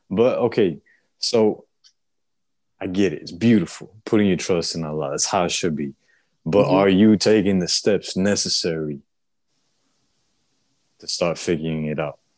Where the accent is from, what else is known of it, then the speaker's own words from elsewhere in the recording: Puerto Rico; now in Florida, United States; Like, bro, I'm an island boy. I'm from Puerto Rico.